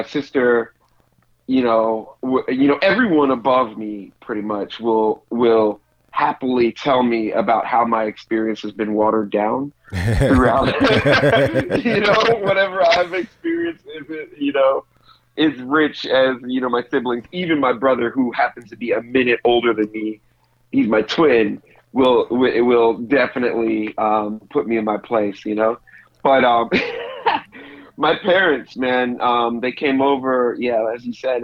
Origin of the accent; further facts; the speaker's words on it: United States; now in Brooklyn, United States; I'm from a Jamaican assimilated community just outside of Washington, D.C. Yeah, just kind of born and raised by the West, you know, in the culture